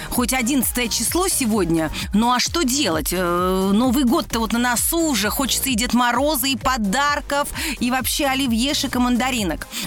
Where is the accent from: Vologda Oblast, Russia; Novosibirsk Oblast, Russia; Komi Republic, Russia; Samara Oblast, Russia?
Samara Oblast, Russia; Samara; я из прекрасного города Самара.